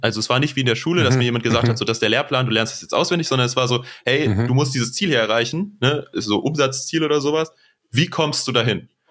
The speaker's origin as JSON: {"language": "German", "town": "Neuss", "region": "North Rhine-Westphalia", "country": "Germany", "tie": "born or raised there", "moved": "as an adult", "lives_now": "Aachen, Germany", "said": "aus Neuss oder der Nähe von Neuss, besser gesagt"}